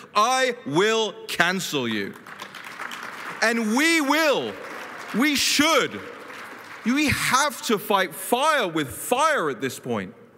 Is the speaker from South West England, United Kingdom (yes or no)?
no; London, United Kingdom; moved away as an adult; now in Washington, D.C., United States; I grew up in London, then I moved to DC